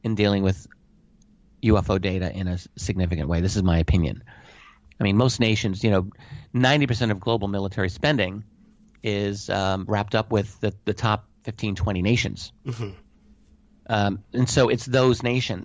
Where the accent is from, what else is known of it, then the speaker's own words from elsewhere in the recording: United States; I'm an American